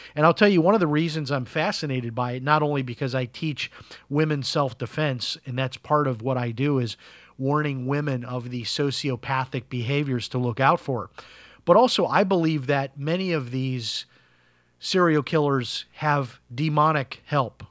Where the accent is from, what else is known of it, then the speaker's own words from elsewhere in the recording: Chicago, Illinois, United States; I grew up in Chicago